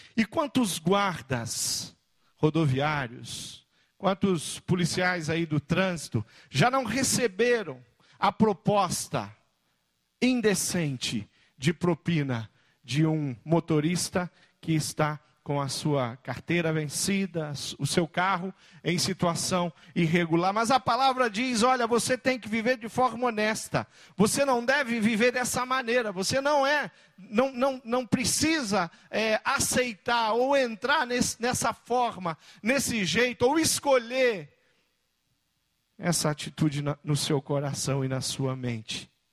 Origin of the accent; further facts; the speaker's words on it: Brazil; como brasileiro olhando